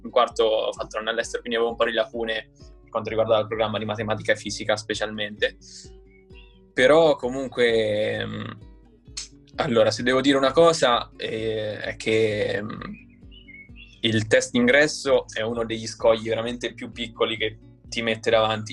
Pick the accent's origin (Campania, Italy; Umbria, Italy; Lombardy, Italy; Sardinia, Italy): Umbria, Italy; Perugia; moved away as an adult; now in Turin, Italy; sono di Perugia e ho 21 anni e studio al Politecnico di Torino